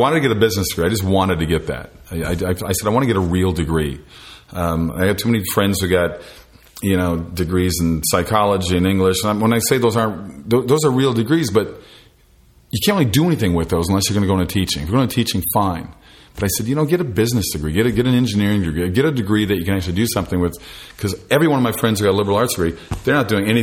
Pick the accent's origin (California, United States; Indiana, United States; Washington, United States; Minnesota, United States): Minnesota, United States; Minneapolis; moved away; I'm from the Minneapolis area